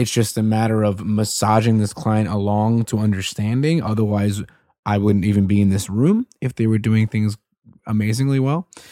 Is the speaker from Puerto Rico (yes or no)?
yes; Puerto Rico; moved away; I'm Puerto Rican. I remember I would see all these different Mitsubishis growing up in Puerto Rico